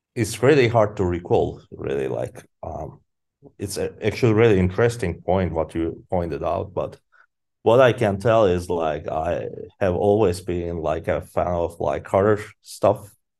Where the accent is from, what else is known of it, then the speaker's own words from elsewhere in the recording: Izmit, Kocaeli, Turkey; I grew up in Izmit, in a city called Izmit.